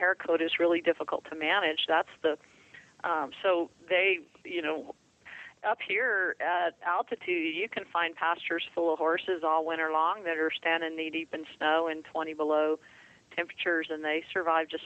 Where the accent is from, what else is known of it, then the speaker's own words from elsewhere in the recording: Florida, United States; I grew up in Florida